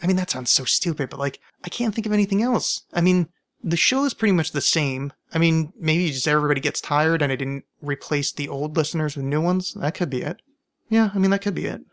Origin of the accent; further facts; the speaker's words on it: United States; as an American